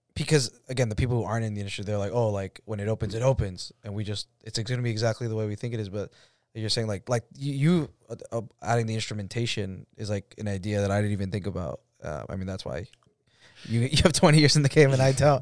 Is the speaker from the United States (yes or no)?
yes; Roslindale, Massachusetts, United States; my, uh, childhood home, it's on American Legion, which is, like, where I grew up